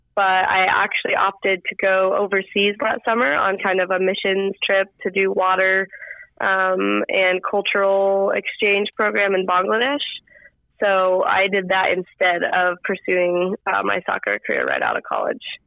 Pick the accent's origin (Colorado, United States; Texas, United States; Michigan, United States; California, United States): Colorado, United States; moved away as an adult; now in Arizona, United States; I grew up in Colorado